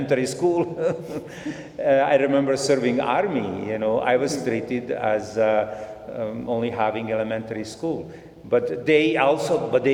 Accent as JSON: {"language": "English", "country": "Croatia", "tie": "born or raised there", "also_born_or_lived": "Bosnia / Zagreb, Croatia", "moved": "as an adult", "lives_now": "Edmonton, Canada", "said": "I was born in Bosnia. Mm-hmm. My parents moved to Croatia. And then from Croatia, in Croatia, you know, we lived mm-hmm. there"}